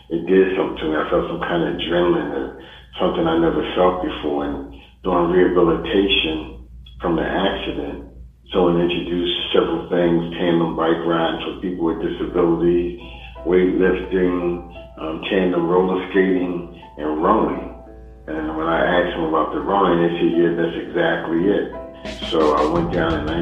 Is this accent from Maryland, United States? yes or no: no; Philadelphia, Pennsylvania, United States; I'm from Philadelphia